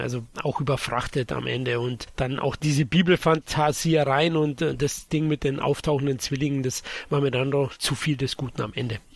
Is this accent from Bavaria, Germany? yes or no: yes; Bavaria, Germany; als Bayer